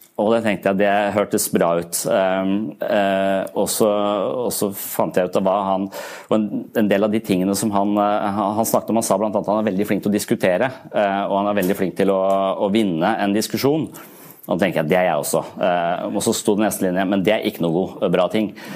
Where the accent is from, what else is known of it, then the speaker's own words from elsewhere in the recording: Eastern Norway, Norway; moved away; Jeg vokste opp på Østlandet.